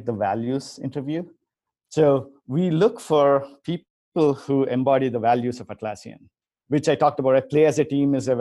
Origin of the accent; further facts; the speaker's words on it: India; moved away; I grew up in India